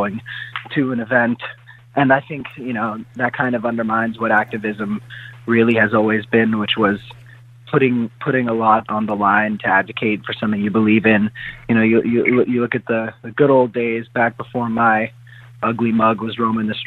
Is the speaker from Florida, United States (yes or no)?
yes; South Florida, United States; also born or lived in Hollywood, Florida / Boca Raton, Florida / Parkland, Florida; I'm born and raised in South Florida.